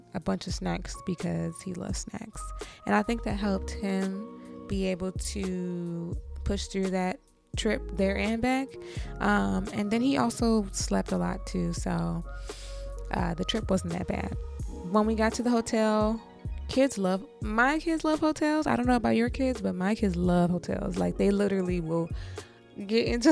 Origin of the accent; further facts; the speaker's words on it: Michigan, United States; moved away; my hometown in Michigan